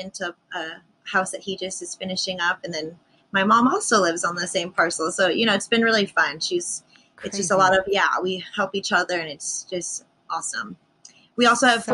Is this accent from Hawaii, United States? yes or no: yes; Honolulu, Hawaii, United States; also born or lived in Haleiwa, Hawaii; I grew up in a little old town in Kaimuki, which is right near Waikiki and Diamond Head